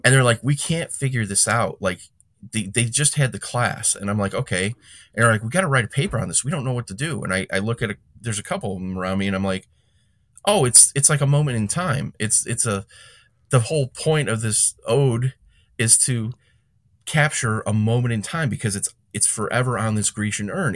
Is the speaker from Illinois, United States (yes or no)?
yes; Calumet City, Illinois, United States; I grew up in Cal City, Calumet City